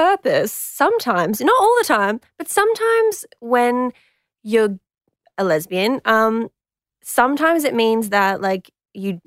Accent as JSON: {"language": "English", "region": "Queensland", "country": "Australia", "said": "I'm from Queensland"}